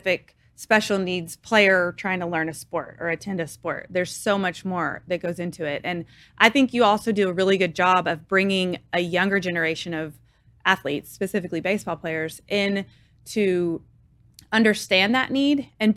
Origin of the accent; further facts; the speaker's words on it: Waco, Texas, United States; moved away as an adult; I'm from Waco